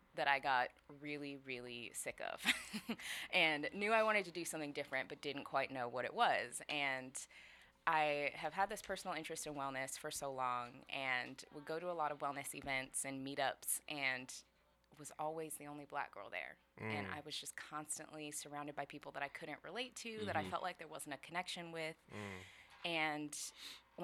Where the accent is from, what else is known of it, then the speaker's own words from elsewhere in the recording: Skyway, Washington, United States; Yeah, I'm local. I grew up in Skyway.